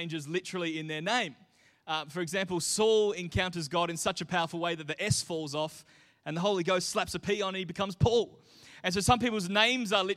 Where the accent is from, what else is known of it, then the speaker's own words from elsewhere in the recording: Mindarie, Western Australia, Australia; here in Australia, certainly when I was growing up in Mindari, your identity was tied to your postcode